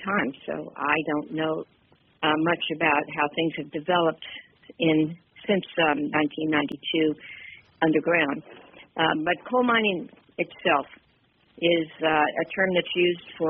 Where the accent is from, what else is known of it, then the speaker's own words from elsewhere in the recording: West Coast, United States; now in Pittsburgh, United States; I'm originally actually from the West Coast, traveled quite a bit since I left there